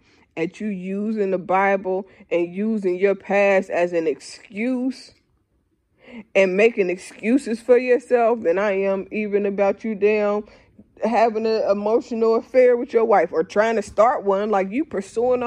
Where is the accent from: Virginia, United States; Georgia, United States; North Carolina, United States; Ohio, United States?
Ohio, United States; Dayton; I'm from Dayton